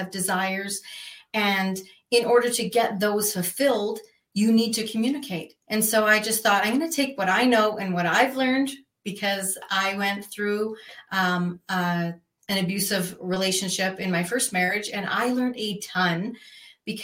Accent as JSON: {"language": "English", "country": "Canada", "moved": "as an adult", "lives_now": "Arizona, United States", "said": "I am originally from Canada. So I started my journey there."}